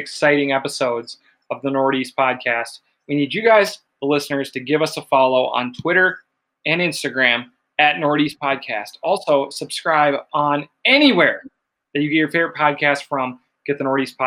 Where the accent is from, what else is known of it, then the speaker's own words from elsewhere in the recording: Champlin, Minnesota, United States; grew up, was born and raised in Champlin